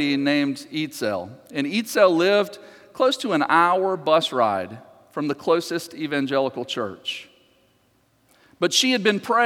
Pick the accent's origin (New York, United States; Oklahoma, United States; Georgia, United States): Georgia, United States; just outside of Atlanta; I grew up just outside of Atlanta